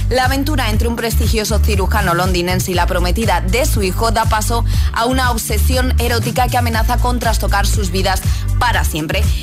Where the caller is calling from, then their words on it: Jerez de la Frontera, Andalusia, Spain; de Jerez.